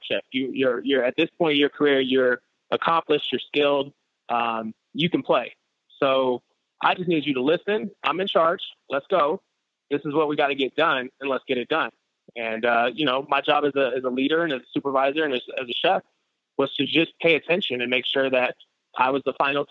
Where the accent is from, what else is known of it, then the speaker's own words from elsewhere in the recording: San Francisco, California, United States; I grew up in Frisco in the 80s